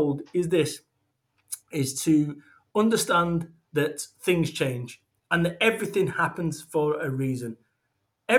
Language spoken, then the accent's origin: English; Manchester, North West England, United Kingdom; moved away as an adult; also born or lived in Somerset; I moved away from Manchester, my home of 21 mm-hmm. years. I moved away and I moved to Somerset